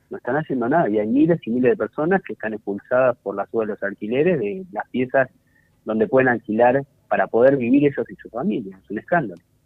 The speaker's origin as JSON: {"language": "Spanish", "town": "González Catán", "region": "Buenos Aires Province", "country": "Argentina", "said": "yo soy de González Catán"}